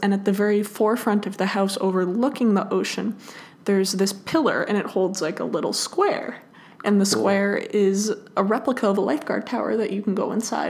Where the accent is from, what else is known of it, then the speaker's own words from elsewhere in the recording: Los Angeles, California, United States; I grew up in Venice Beach